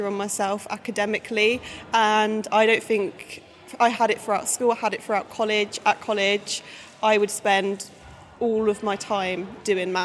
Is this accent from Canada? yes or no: no; Essex, East of England, United Kingdom; moved away as an adult; also born or lived in Leeds; I'm from Essex